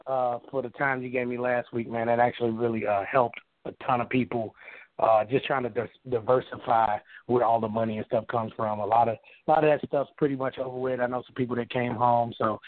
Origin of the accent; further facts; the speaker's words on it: Chicago, Illinois, United States; Oh, well, no, look, nigga, no, I'm from Chicago. That's what you're going to hear. … from Chicago, I got a 312 number.